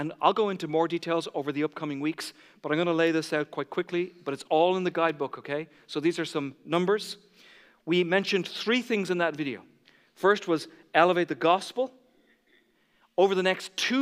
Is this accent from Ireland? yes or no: yes; Ireland; I grew up in the Catholic Church. And in Ireland, when you make your first Holy Communion, you visit every neighbor